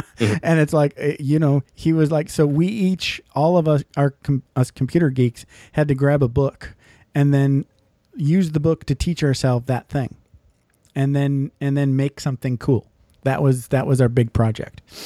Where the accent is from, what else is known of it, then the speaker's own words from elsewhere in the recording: Michigan, United States; I grew up in Michigan